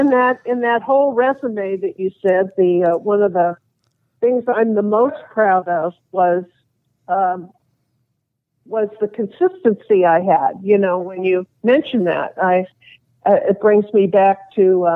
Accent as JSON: {"language": "English", "town": "Los Angeles", "region": "California", "country": "United States", "tie": "born or raised there", "said": "being a tomboy on the street that I grew up in the West LA area"}